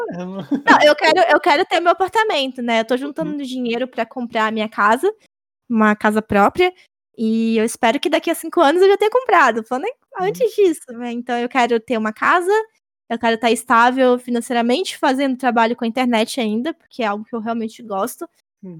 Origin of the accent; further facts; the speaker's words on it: interior of Bahia, Brazil; now in Salvador, Brazil; eu nasci é. cidade do interior da Bahia, uhum. mas eu moro em Salvador e. Então, sou de lá